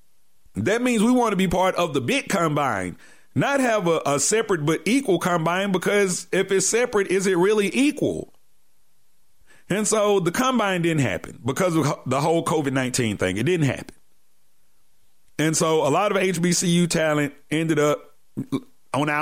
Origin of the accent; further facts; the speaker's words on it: Atlanta, Georgia, United States; my hometown team, the Atlanta Falcons